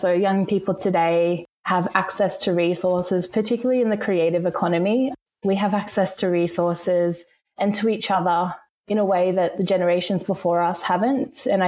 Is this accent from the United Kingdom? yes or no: no; Rockhampton, Queensland, Australia; Growing up in a regional town, I was always really keen to leave and explore the world.